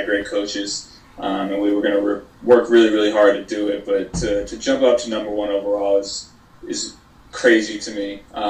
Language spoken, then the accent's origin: English; Athens County, Ohio, United States; 740, this is, you know, Athens County area. I wanted to get something to, you know, represent my home area, my hometown